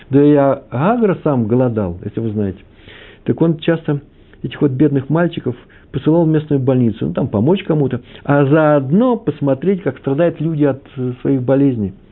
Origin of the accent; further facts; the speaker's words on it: Kyiv, Ukraine; А вообще-то Киев, мой родной город, там все детство провел, все летние месяца в родни, на Подоле я жил.